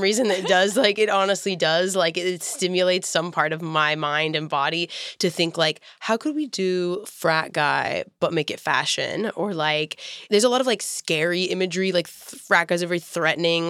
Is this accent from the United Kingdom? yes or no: no; Houston, Texas, United States; moved away; I was from Houston, and I felt like I could connect with people that were like from all over.